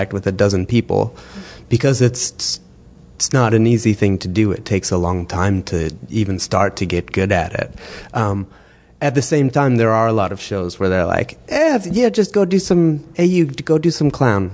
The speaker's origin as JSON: {"language": "English", "region": "Wisconsin", "country": "United States", "said": "We're actually both from Wisconsin in the United States"}